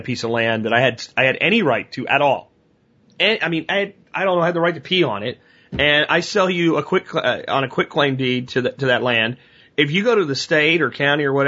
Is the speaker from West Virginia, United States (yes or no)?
no; Jacksonville, Florida, United States; moved away; I grew up in Jacksonville, part of my childhood.